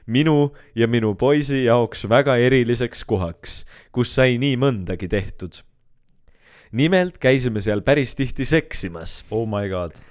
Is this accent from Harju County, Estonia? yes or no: yes; Keila, Harju County, Estonia; ma olen Keilist